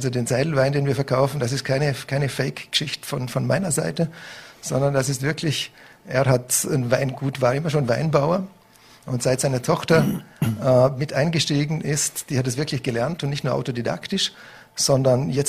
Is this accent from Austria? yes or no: yes; Vorarlberg, Austria; aber ich bin, ich bin Österreicher, ich bin Vorarlberger, ich, ich wohne hier, mein Lebensmittelpunkt ist hier